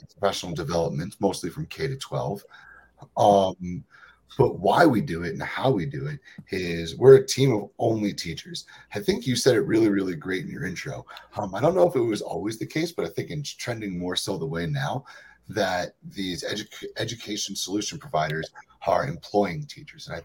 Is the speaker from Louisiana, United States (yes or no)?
no; Long Island, New York, United States; moved away as an adult; also born or lived in Boston / Colorado; they're similar to the beaches on Long Island where I'm originally from